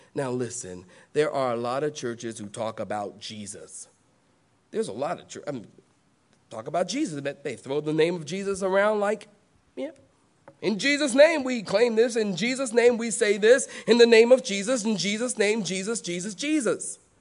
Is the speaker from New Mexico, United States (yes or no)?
no; Philadelphia, Pennsylvania, United States; now in the South, United States; I am from Philadelphia.